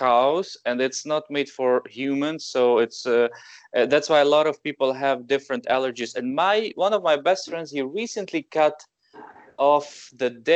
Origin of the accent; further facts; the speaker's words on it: Ukraine; moved away as an adult; now in Belgium; I'm from Ukraine and I live in Belgium since 2014.